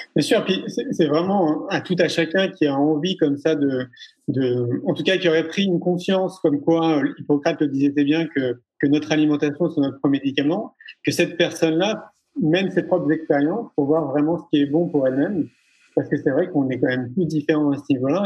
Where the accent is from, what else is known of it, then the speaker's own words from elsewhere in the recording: Paris, Île-de-France, France; moi j'ai grandi à Paris pendant 34 ans